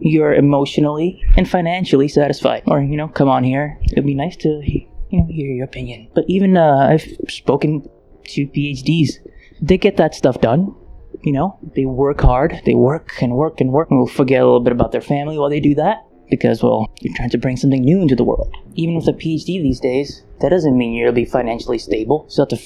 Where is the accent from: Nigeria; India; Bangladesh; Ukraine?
Ukraine; now in United States; I was born in Ukraine